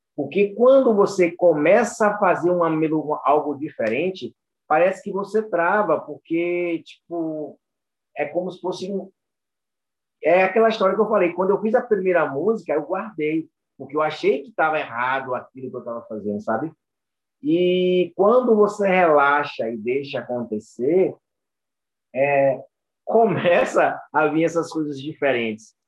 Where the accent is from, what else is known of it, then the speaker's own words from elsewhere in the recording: Itabuna, Bahia, Brazil; Aqui em Itabuna, né? Bahia, sul da Bahia. E fui treinando capoeira, né? Aqui a gente sempre teve um, um, uma característica de muito treino, pessoas muito famosas que saem da minha cidade